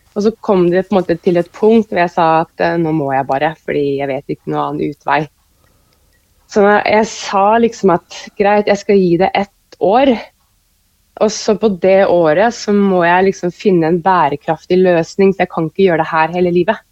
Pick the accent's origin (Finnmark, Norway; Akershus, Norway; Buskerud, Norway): Akershus, Norway; Kløfta; moved away as an adult; also born or lived in Oslo; now in Oppdal, Norway; jeg har egentlig vokst opp eh, som sånn barneskole, ungdomsskoleår på, på Kløfta